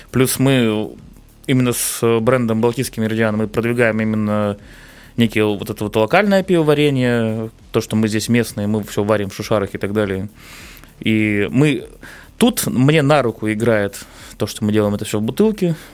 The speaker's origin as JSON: {"language": "Russian", "region": "Saint Petersburg", "country": "Russia", "said": "Ну, конечно, мы же петербуржцы, нам все равно."}